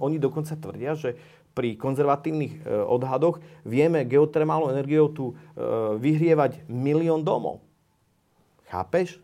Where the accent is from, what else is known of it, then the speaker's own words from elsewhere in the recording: Slovakia; moved away; also born or lived in Iceland; ja som teda Slovák